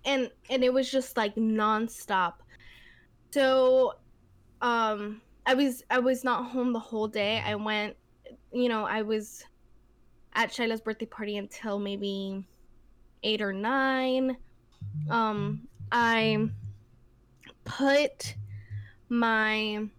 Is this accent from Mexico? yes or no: yes; Mexico; born there; No, honey, I'm from Mexico too. {S1} Yeah. {S0} I was born in Mexico too. My parents are from the same place as you. I speak the same language as you.